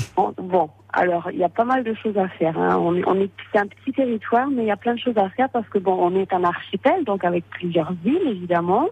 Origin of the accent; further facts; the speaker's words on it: St. Pierre & Miquelon; je suis native de Saint-Pierre-et-Miquelon